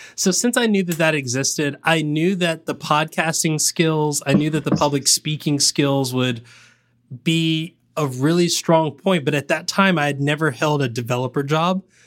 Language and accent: English; the South, United States; I'm from the South